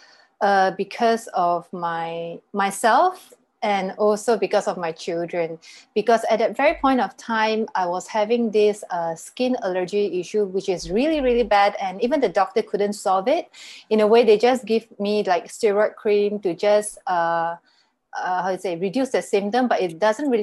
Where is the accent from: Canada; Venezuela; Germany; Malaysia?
Malaysia; I'm from Malaysia, and currently I'm based here